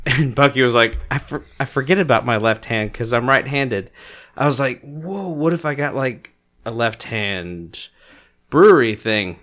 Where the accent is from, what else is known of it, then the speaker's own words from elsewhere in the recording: New York City, New York, United States; I'm from Brooklyn